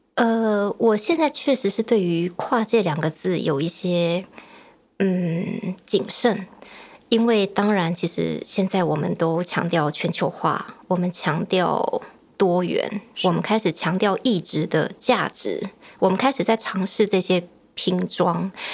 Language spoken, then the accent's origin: Chinese; Tamsui, New Taipei, Taiwan; 我是成长在淡水，以前读艺专的时候就坚持要回淡水